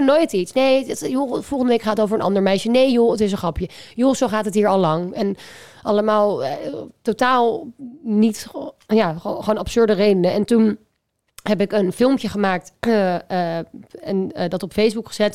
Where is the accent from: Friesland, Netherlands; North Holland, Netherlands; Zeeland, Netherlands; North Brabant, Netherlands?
North Holland, Netherlands; Amsterdam; Amsterdam, waar ik vandaan kom